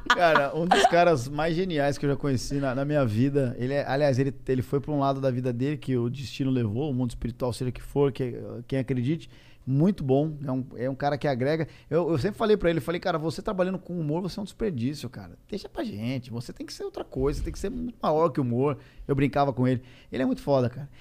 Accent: São Paulo, Brazil; eu sou paulista

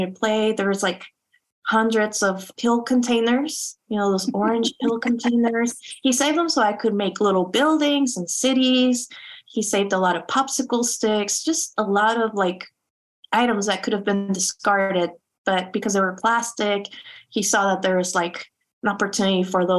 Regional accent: Tijuana, Baja California, Mexico; English is a second language; also born or lived in Chula Vista, California, United States; now in San Diego, United States; I grew up in Tijuana and in San Diego, you know, as a binational kid.

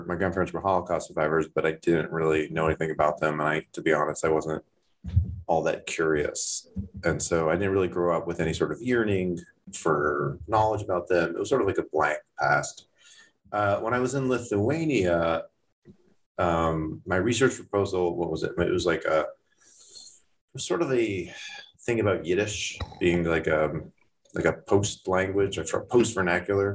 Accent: Toronto, Ontario, Canada; moved away; I grew up in Toronto, not in Thornhill

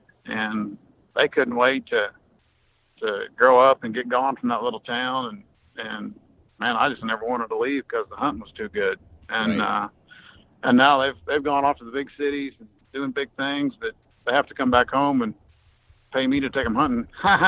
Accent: Kansas, United States; No, I'm from Kansas.

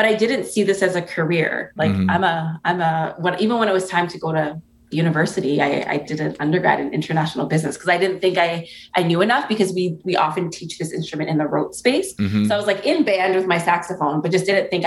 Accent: Toronto, Ontario, Canada; my family's from Antigua, and I was born in Toronto, and there's a large Caribbean diaspora in Toronto

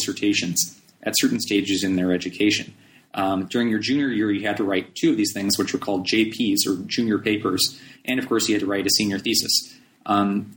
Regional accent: Palos Verdes, California, United States; I was born and raised in Palos Verdes, California

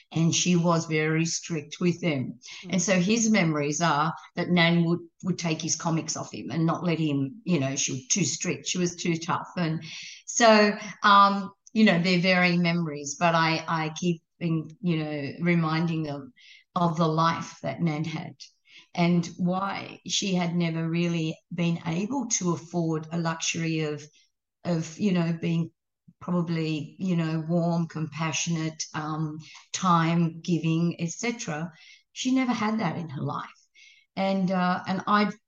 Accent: Guyra, New South Wales, Australia; moved away; In Gyra, up in the New England. And that's my hometown. That's where I was born.

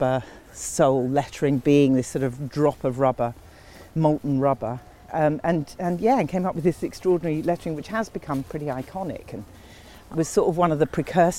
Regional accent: Ilford, London, United Kingdom; I grew up in East London, in just near Ilford in Essex, it was Essex, I don't know if it still counts as Essex

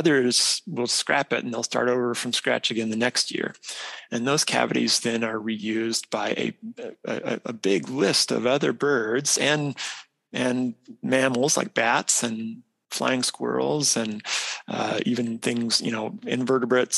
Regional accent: Idaho, United States; moved away as an adult; also born or lived in South Dakota; now in Minnesota, United States; So I grew up in the Western U.S. I'm from Idaho originally

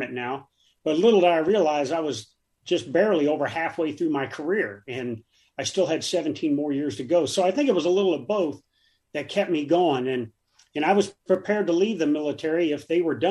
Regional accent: Davenport, Iowa, United States; moved away as an adult; I grew up in Davenport, Iowa

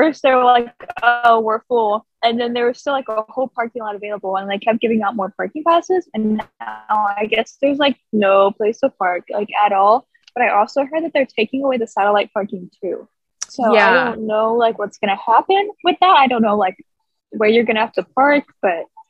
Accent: West Virginia, United States; moved away as an adult; now in Florida, United States; I'm from West Virginia, and we don't have a Gucci store in West Virginia

